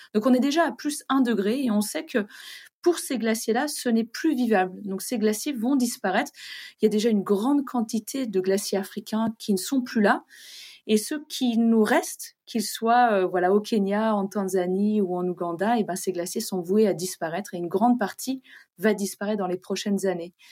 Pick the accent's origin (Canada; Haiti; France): France; chez nous en France